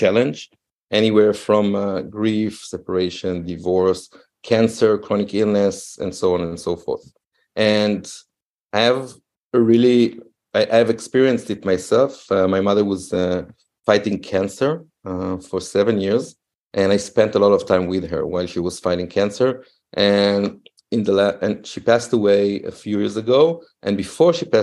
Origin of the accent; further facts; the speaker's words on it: Israel; moved away as an adult; now in Berlin, Germany; I moved while growing up in Israel. I moved 13 times in three different cities.